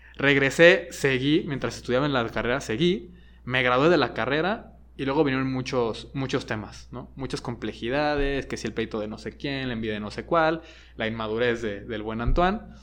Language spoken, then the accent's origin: Spanish; Guadalajara, Jalisco, Mexico; also born or lived in Monterrey / Mexico City; viví en Monterrey, viví en el DF, aunque soy de aquí de Guadalajara y ahora vivo en Guadalajara